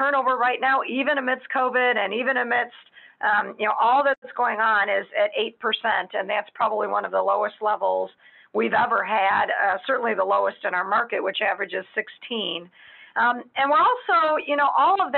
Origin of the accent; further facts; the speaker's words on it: Chicago, Illinois, United States; moved away as an adult; now in Dallas, United States; I hail from Chicago